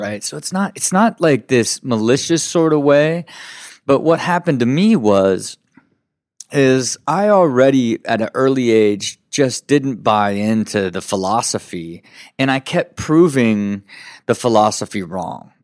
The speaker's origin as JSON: {"language": "English", "town": "Kettering", "region": "Ohio", "country": "United States", "tie": "born or raised there", "said": "Uh, born and raised in Kettering, Ohio."}